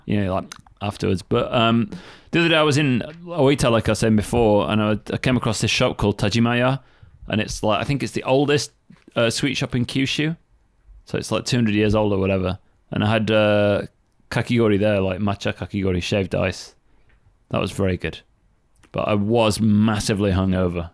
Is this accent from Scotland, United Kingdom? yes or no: no; Sheffield, Yorkshire and the Humber, United Kingdom; I used to go to the ice rink all the time when I was a kid. Like, in Sheffield